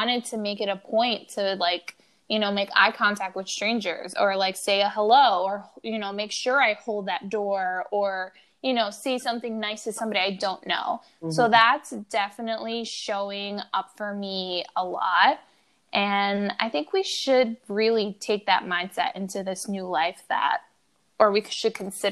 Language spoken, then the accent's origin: English; New York, United States; I'm a New Yorker.